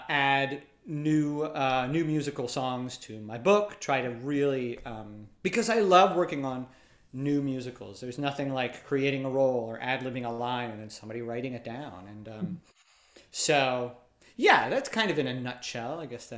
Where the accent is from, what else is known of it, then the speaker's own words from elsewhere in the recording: Reading, Pennsylvania, United States; Reading, Pennsylvania.